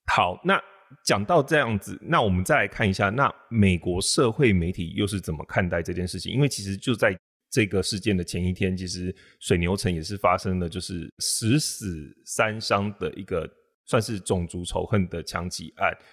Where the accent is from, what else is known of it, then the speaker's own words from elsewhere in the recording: Taiwan; 我们台湾人